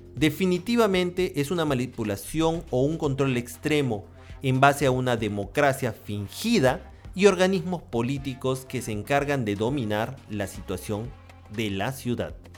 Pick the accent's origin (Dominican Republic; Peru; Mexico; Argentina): Peru; En mi país, Perú